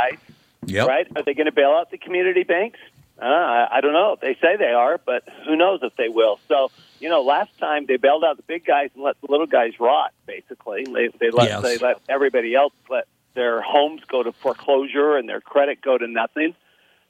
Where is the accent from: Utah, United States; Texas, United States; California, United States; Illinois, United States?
Utah, United States; Salt Lake City; also born or lived in Paris, France; I grew up in Salt Lake City, Utah.